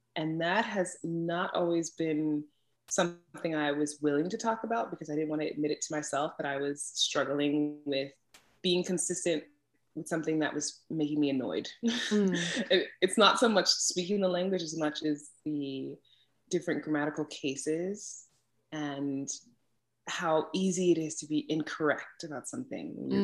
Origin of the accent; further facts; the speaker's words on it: New York City, New York, United States; first language English; moved away as an adult; now in Iceland; My first language is English. And since I was born and raised in New York City, specifically in Brooklyn